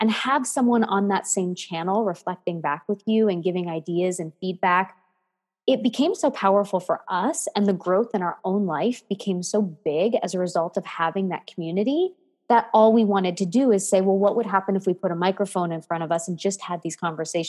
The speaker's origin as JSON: {"language": "English", "country": "Canada", "also_born_or_lived": "United States", "said": "And so my love is French and I'm a Canadian American lady."}